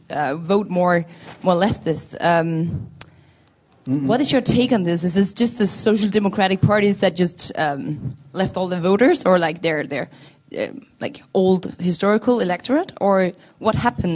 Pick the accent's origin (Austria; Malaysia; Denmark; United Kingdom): Denmark; moved away; I'm from Denmark